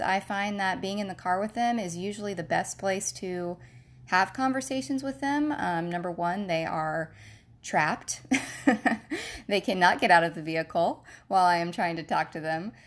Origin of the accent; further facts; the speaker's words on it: Jacksonville, Florida, United States; I was born and raised in Jacksonville, Florida. That is where my husband and I are currently living now